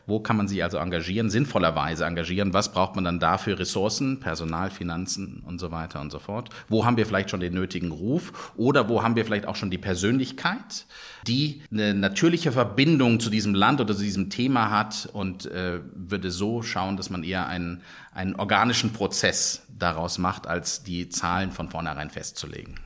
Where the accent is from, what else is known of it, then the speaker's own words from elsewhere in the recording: Germany; Wir haben dort genießen als Deutsche